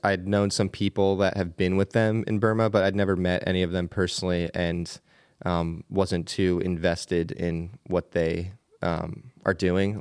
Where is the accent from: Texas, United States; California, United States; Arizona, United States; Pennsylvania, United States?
Pennsylvania, United States; Bird-in-Hand; accent: Pennsylvania; I grew up in Pennsylvania in a pretty small town named Birdinghand